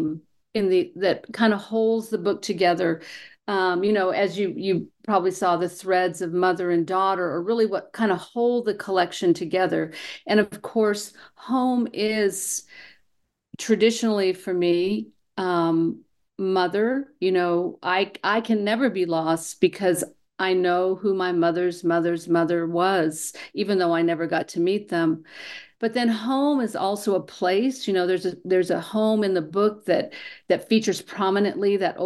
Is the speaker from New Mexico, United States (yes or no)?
yes; New Mexico, United States; moved away; I was born and raised here in New Mexico, and of course, I moved away for a while. And when I came home